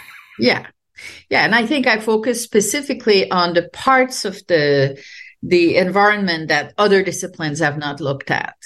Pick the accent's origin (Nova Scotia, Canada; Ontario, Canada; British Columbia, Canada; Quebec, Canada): Quebec, Canada; English is a second language; moved away as an adult; also born or lived in France; now in United States; I'm French Canadian and uh, I grew up during the peak of the uh, nationalist movement in Quebec